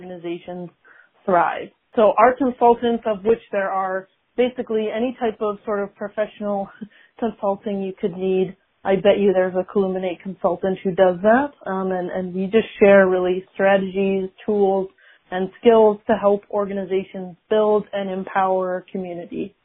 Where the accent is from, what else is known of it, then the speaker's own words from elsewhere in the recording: Rochester, New York, United States; So I am from Rochester, New York, born and raised. I live there now